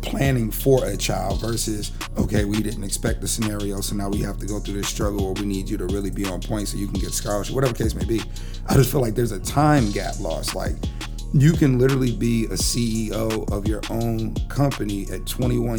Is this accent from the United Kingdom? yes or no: no; Japan; moved away; Growing up in Japan, my mother put me to work at 3 years old.